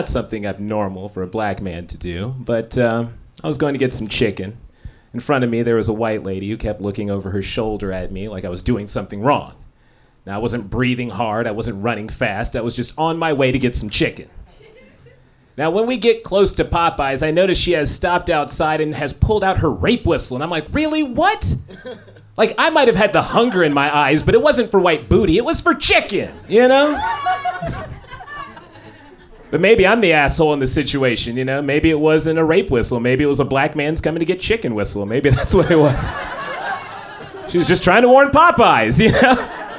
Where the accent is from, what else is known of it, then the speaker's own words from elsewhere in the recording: Los Angeles, California, United States; What's up, Portland? Yes! I am from Los Angeles.